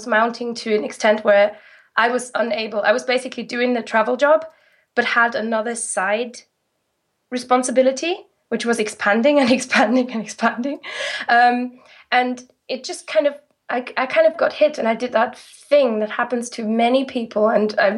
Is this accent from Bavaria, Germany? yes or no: no; Rhineland-Palatinate, Germany; English is a second language; moved away as an adult; now in United Kingdom; I'm from the Moselle Valley